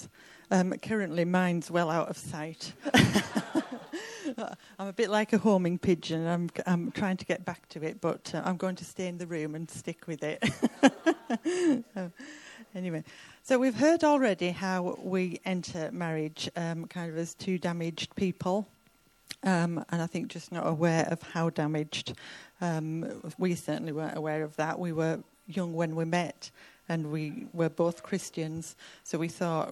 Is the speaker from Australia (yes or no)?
no; Cumbria, North West England, United Kingdom; I grew up in Cumbria on a remote farm